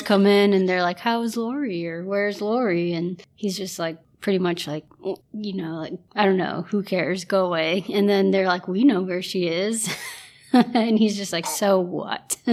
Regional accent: Ohio, United States; I live in Ohio, born and raised in Ohio, have always, have lived here my entire life.

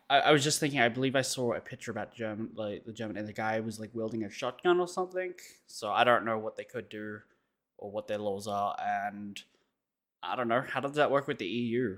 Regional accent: Australia

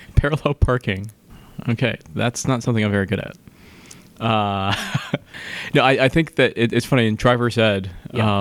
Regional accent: East Coast, United States; I grew up on the East Coast, by the way, but just in the suburbs

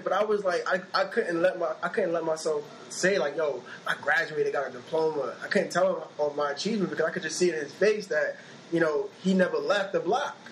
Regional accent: New York City, New York, United States; I was raised in East New York

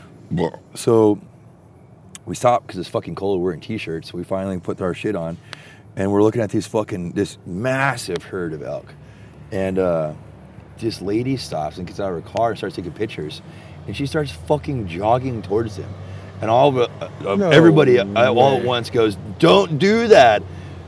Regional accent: Texas, United States; I'm from Texas

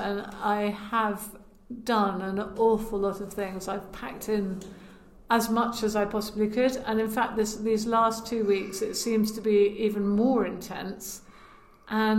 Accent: Lyonshall, West Midlands, United Kingdom; Well, I'm from Herefordshire. I'm from Lionsall

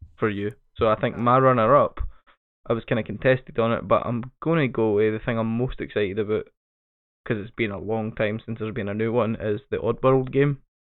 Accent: Scotland, United Kingdom; I fucking hate being Scottish

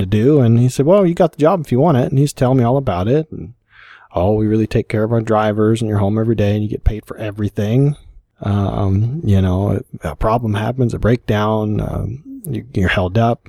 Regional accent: Kentucky, United States; born or raised there; moved away; also born or lived in Colorado

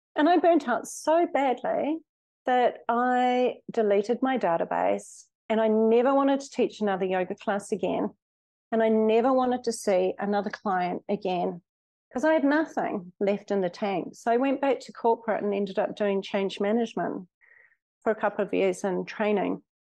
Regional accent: New Zealand; moved away as an adult; also born or lived in Australia / Mexico; I was born in Australia, brought up in New Zealand

